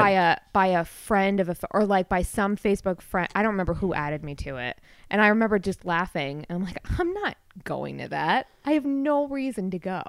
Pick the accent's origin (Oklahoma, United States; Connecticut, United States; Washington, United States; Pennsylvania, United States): Connecticut, United States; Milford; I grew up in Milford